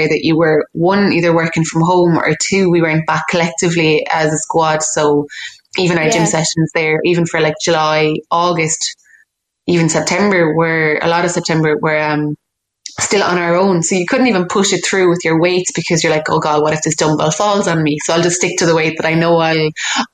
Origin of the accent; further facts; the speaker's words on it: West Clare, Munster, Ireland; Growing up in West Clare